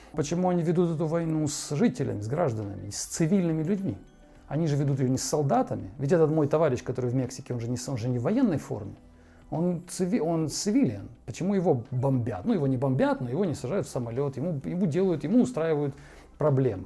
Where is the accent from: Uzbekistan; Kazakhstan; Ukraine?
Ukraine; moved away as an adult; now in Moscow, Russia; с нашей, с той стороны, где я родился и вырос